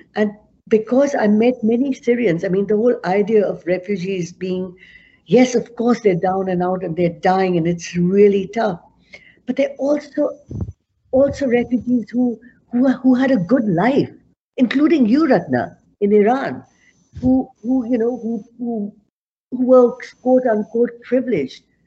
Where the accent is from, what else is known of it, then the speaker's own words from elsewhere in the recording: Amritsar, Punjab, India; moved away as an adult; now in Canada; I was born in Amritsar, which is in north of Punjab